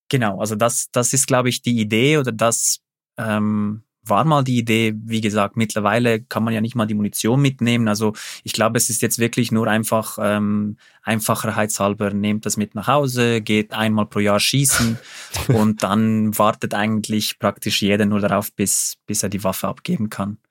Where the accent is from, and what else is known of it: Switzerland